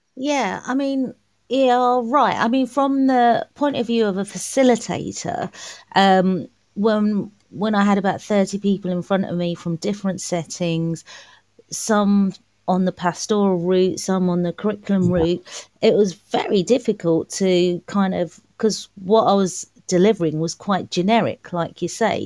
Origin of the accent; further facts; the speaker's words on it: London, United Kingdom; also born or lived in Malaysia; I'm from East London. Um, I'm from Manor Park